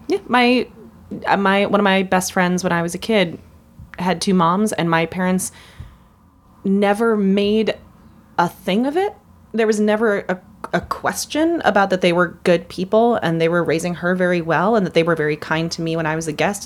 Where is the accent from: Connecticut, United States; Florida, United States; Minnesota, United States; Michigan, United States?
Minnesota, United States; as a Minnesotan